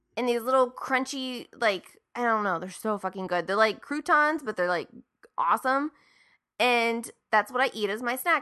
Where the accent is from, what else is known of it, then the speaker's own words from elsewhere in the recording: Marietta, Ohio, United States; my hometown of Marietta, Ohio